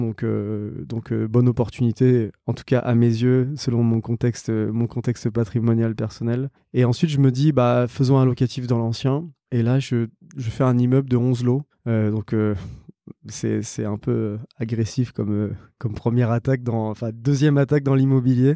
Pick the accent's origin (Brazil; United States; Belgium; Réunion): Réunion; moved away; je suis né, j'ai grandi à La Réunion